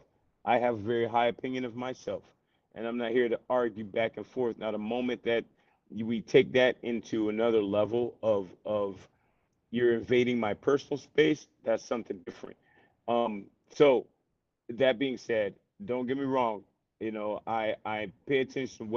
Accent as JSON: {"language": "English", "region": "the South", "country": "United States", "tie": "born or raised there", "said": "I'm from the South, bro. It's been here all my life."}